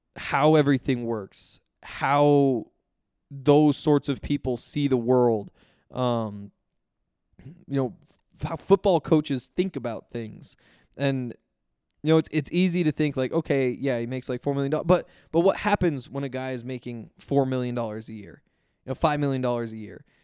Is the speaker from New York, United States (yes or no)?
no; Columbia Falls, Montana, United States; moved away as an adult; also born or lived in Denver; I grew up in Columbia Falls, mo, went to school at the University of Montana